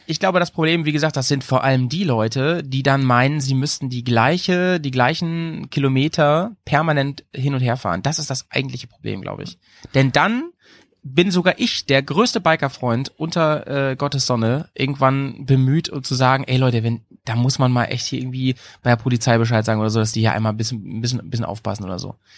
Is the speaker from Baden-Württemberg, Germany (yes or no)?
no; near Hanover, Lower Saxony, Germany; now in Bremen, Germany; in meiner alten Heimat, ne, wo ich herkomme, in der Nähe von Hannover